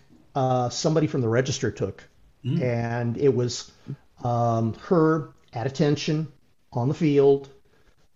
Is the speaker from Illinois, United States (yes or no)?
yes; Aurora, Illinois, United States; We grew up in Aurora, Illinois, but we did a lot of things in the Naperville area